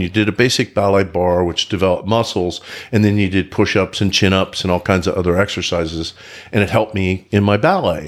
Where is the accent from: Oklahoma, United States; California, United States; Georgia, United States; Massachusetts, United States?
Oklahoma, United States; now in Frisco, United States; I grew up in Oklahoma.